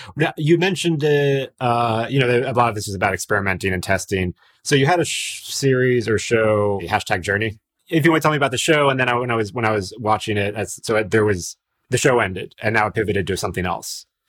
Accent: Miami, Florida, United States; I'm from Miami as well

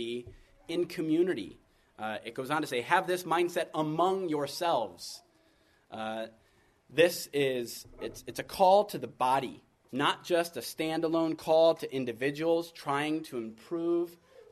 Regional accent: United States; being the American that I am

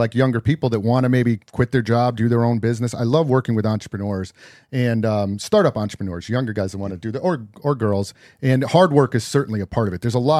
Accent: East Coast, United States; now in California, United States; I'm from the East Coast.

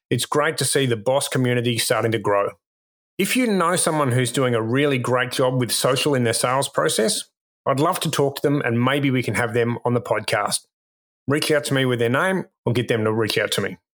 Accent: United Kingdom; moved away as an adult; I'm actually British originally. Uh, moved here maybe 10 years ago.

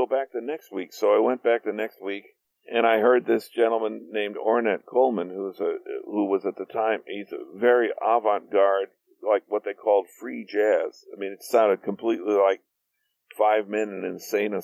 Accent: Gary, Indiana, United States; moved away; I came from Gary, Indiana, which was a steel town, a factory town

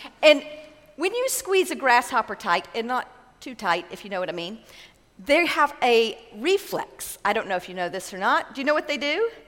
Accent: Texas, United States; Growing up in West Texas, we loved going to the lake in the summer.

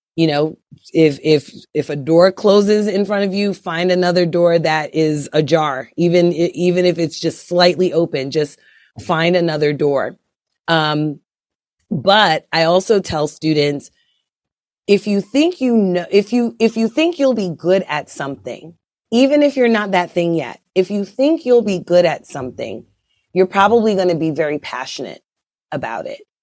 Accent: Brooklyn, New York, United States; moved away as an adult; also born or lived in Kansas City / Idaho / Atlanta / Altoona, Pennsylvania; I grew up in Brooklyn, New York

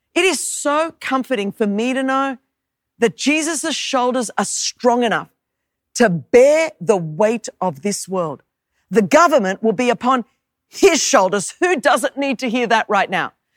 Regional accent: Australia; moved away; as you could tell from my accent, I was born and raised in Australia

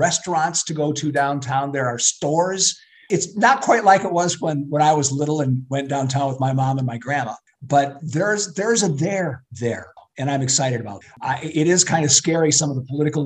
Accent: Flint, Michigan, United States; also born or lived in Davison, Michigan; born and raised in Flint, went to Civic Park and Emerson, and then we moved out to Davison, where I graduated from high school.

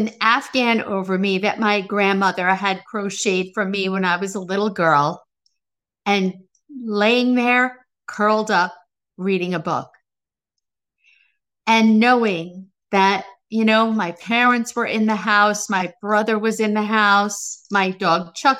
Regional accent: Baldwin, New York, United States; I grew up on Roosevelt Street. This is in Baldwin, New York, in Long Island.

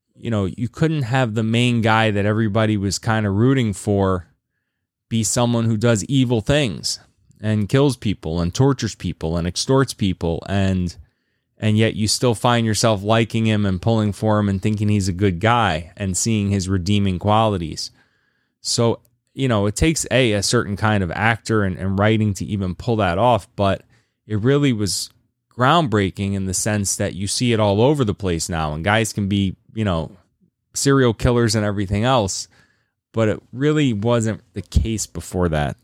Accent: Lynchburg, Virginia, United States; my hometown, interestingly enough. Shout out Lynchburg, Virginia.

